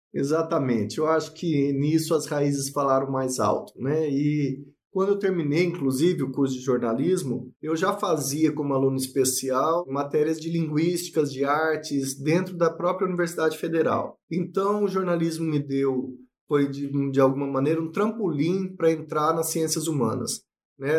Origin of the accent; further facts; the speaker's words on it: Ivinhema, Mato Grosso do Sul, Brazil; also born or lived in Barcelona, Spain; sou nascido em Vinhema, sertão do Mato Grosso do Sul.